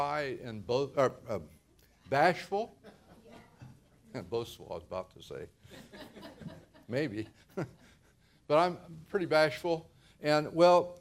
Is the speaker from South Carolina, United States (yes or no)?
no; Ohio, United States; moved away as an adult; now in Modesto, United States; As a teenager, growing up in Ohio, nearly 3,000 miles away from here, I would have never dreamed of living in California